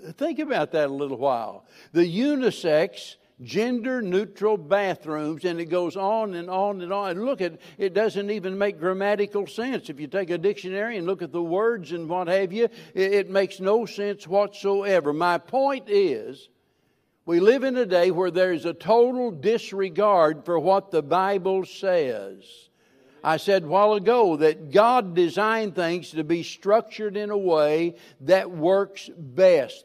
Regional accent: the Ozarks, United States; moved away; I was born and raised in the Ozarks, and I love it, and I'm going back

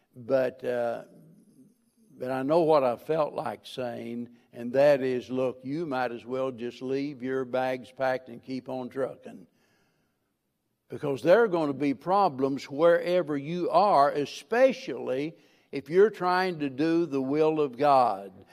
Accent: the Ozarks, United States; moved away; I was born and raised in the Ozarks, and I love it, and I'm going back

